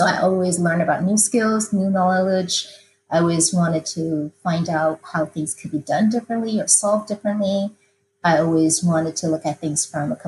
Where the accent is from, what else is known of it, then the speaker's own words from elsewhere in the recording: Taiwan; moved away as an adult; now in United States; I grew up in Taiwan, and I came to the United States after undergraduate degree was accomplished